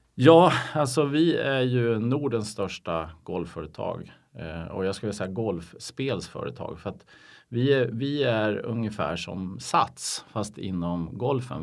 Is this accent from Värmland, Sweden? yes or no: no; Umeå, Västerbotten County, Sweden; now in Stockholm, Sweden; Jag är, jag är från Umeå, eller Ume som vi säger Just där uppe